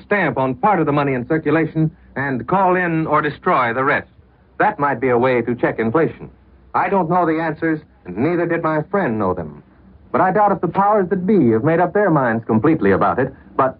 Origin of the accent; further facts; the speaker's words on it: United States; moved away as an adult; now in London, United Kingdom; spotted me as an American